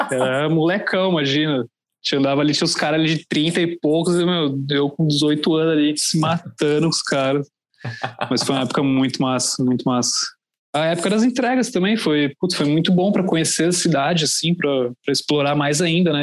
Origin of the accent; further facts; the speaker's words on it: Santo André, São Paulo, Brazil; moved away as an adult; now in São Paulo, Brazil; Eu sou de Santo André, na verdade, no, ah, no ABC, ABC. Paulista. Uhum. E hoje em dia eu moro aqui em São Paulo, já tenho uns 5, 6 anos. Mas morava ali no ABC, uma cidade bem pacata, assim, bem tranquila. Foi muito bom ter crescido ali